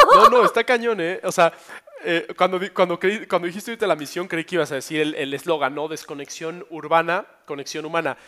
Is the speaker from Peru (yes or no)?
no; Mexico; en mi país